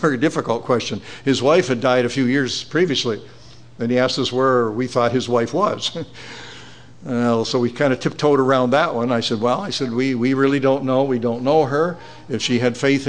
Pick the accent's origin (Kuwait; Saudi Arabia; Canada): Canada; Beamsville, Ontario; my hometown of Beamsville